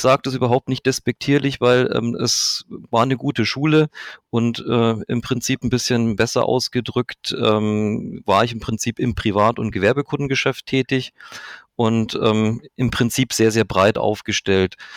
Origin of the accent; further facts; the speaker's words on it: Manching, Bavaria, Germany; now in Augsburg, Germany; Ich komme aus Manching, das ist in der Nähe von Ingolstadt